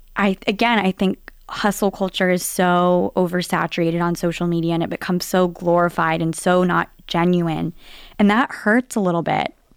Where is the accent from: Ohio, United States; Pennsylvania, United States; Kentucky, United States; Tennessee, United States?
Tennessee, United States; Nashville; accent: Southern; moved away as an adult; also born or lived in New York; now in Boston, United States; growing up in Nashville, Tennessee.